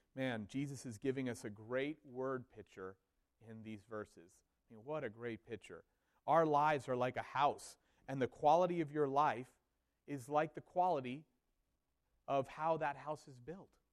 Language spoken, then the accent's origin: English; Miami, Florida, United States; moved away; I grew up in Miami, Florida